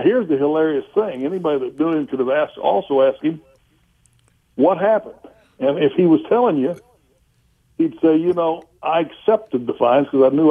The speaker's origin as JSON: {"language": "English", "region": "Oklahoma", "country": "United States", "said": "I'm a guy from Oklahoma."}